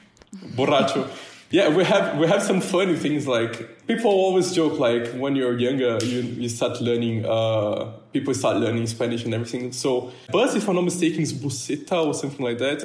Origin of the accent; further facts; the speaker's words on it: countryside of São Paulo, Brazil; English is a second language; I'm from Brazil, 19. Uh, I come from the countryside of uh, São Paulo